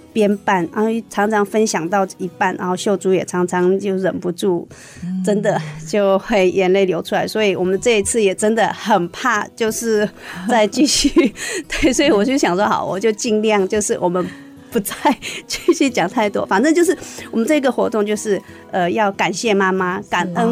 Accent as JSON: {"language": "Chinese", "town": "Namhkam", "region": "Shan State", "country": "Myanmar", "tie": "born or raised there", "moved": "yes", "lives_now": "Hsinchu County, Taiwan", "said": "我的家乡，我是来自缅甸南坎"}